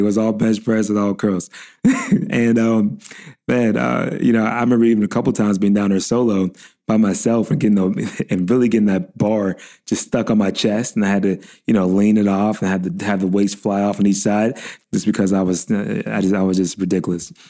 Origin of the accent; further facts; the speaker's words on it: Pittsburgh, Pennsylvania, United States; I was born and raised in Pittsburgh